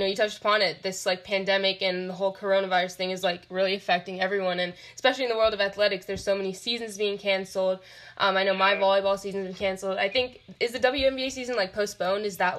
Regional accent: the Bay Area, California, United States; I'm from the Bay.

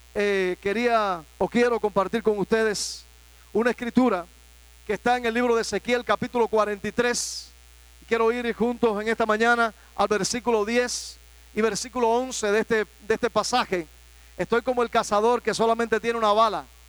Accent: Cuba; en mi país

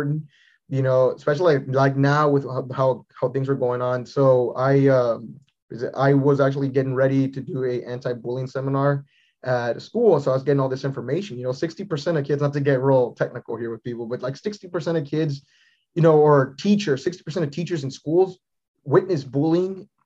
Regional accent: San Antonio, Texas, United States; I'm from San Antonio, Texas.

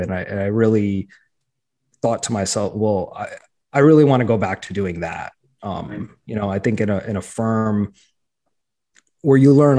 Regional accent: New York, United States; accent: New York; My family tells me that I've lost my New York accent.

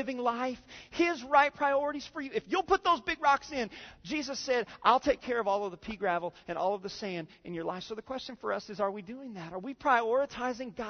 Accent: Indiana, United States; moved away; I grew up in Indiana

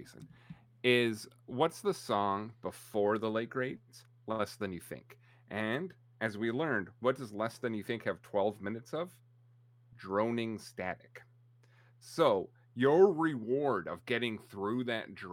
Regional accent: Vancouver, British Columbia, Canada; moved away; I was born in Vancouver.

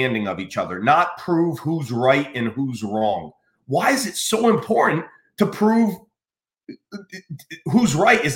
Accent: United States; I grew up in America

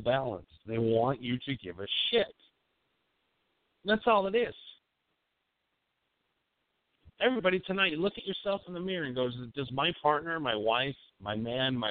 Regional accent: Appleton, Wisconsin, United States; accent: Wisconsin; I grew up in that fucking Wisconsin up there in Appleton, you know? I got that fucking accent

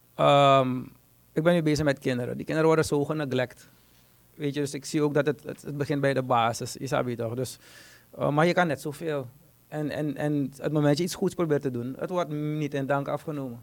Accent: Suriname; Ik ben een Surinamer.

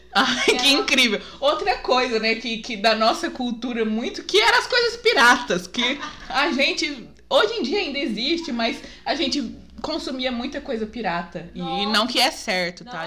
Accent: Guaíra, São Paulo, Brazil; eu não sou de Guaíra, eu moro aqui desde os dois anos, mas eu não nasci aqui

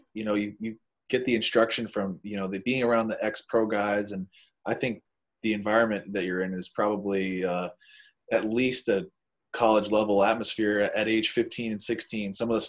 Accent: Maine, United States; I know I'm biased to Northeast baseball with growing up in Maine

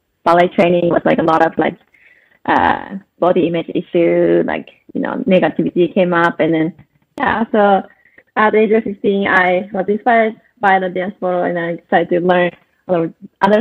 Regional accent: Saitama, Japan; now in Los Angeles, United States; I was born and raised in Saitama, Japan

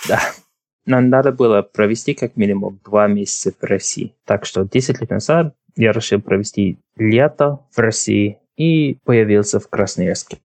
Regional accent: Drogheda, Leinster, Ireland; Russian is a second language; Я родился в Трахеде. Мне сейчас 29. Но родился в Трахеде. Мне мама из Дублина, папа тоже из Трахеди. И я ходил в школу здесь. И всю жизнь почти жил здесь, в Трахеде.

